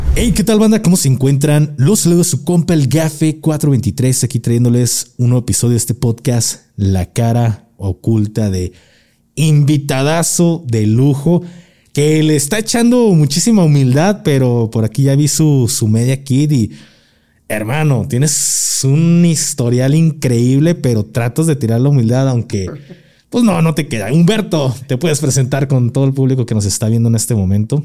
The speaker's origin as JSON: {"language": "Spanish", "town": "Guadalajara", "region": "Jalisco", "country": "Mexico", "said": "soy tapatío"}